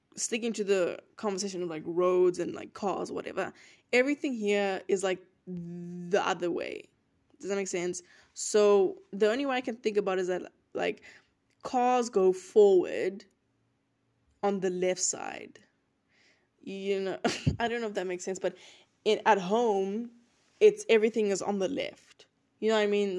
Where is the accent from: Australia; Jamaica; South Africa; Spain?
South Africa; moved away as an adult; now in United States; I'm from South Africa